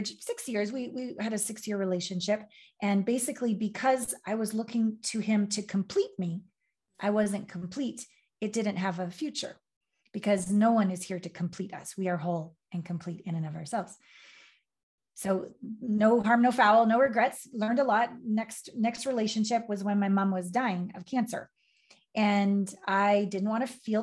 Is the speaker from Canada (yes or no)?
yes; Canada; moved away as an adult; also born or lived in Los Angeles / Tokyo / New York; I'm from Canada. I left Canada on my Uncle Phil's 18-wheeler semi down to LA to be a model and a dancer.